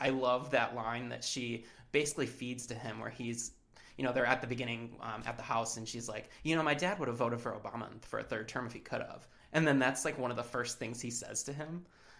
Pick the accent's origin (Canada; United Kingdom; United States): United States; Northern Michigan; I am from Northern Michigan.